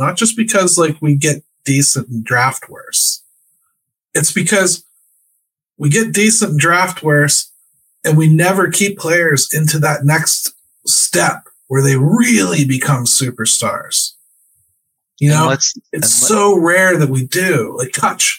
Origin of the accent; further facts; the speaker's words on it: Pittsburgh, Pennsylvania, United States; We're from Pittsburgh